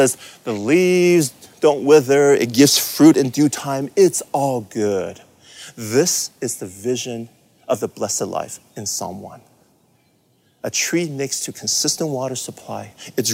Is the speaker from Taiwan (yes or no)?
yes; Taiwan; moved away; also born or lived in California; I grew up in Taiwan in the 70s, and we used to live in a really rural area.